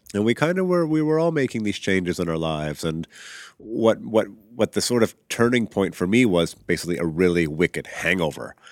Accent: Regina, Saskatchewan, Canada; moved away as an adult; also born or lived in England / Vancouver / Vancouver Island; I grew up in Regina, Saskatchewan, prairie

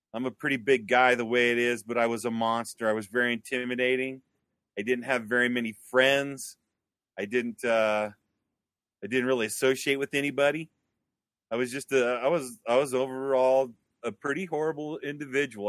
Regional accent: Wyoming, United States; moved away as an adult; I came back to Wyoming in nineteen ninety-nine, two thousand. So after about ten years of being gone from Wyoming, I came back.

